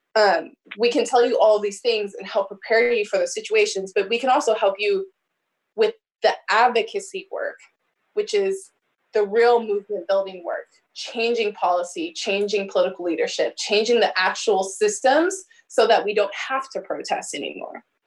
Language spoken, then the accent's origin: English; Omaha, Nebraska, United States; also born or lived in Bellevue, Nebraska; I grew up in North Omaha